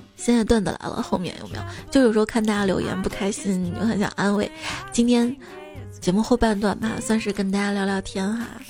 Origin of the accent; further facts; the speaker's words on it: Guanzhong, Shaanxi, China; accent: Guanzhong dialect; 我们陕西关中方言